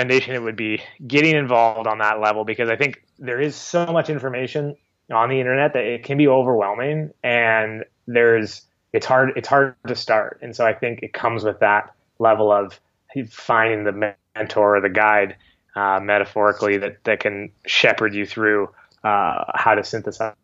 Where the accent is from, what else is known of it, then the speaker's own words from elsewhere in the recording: Canada; being a Canadian and living in Canada